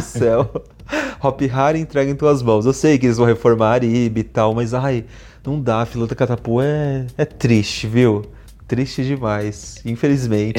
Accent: Brazil; eu sou brasileiro

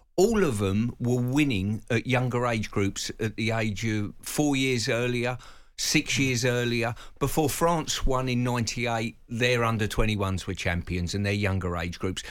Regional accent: England, United Kingdom; we as English fans

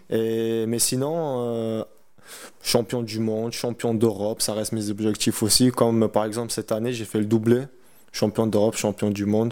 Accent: Montauban, Occitania, France; moved away as an adult; quand je rentre chez moi à Montauban, tu vois, c'est pas une très grande ville

